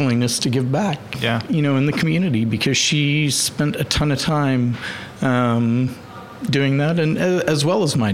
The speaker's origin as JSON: {"language": "English", "town": "Oklahoma City", "region": "Oklahoma", "country": "United States", "tie": "born or raised there", "also_born_or_lived": "Dallas, Texas", "said": "those of us that grew up here and, you know, love Oklahoma"}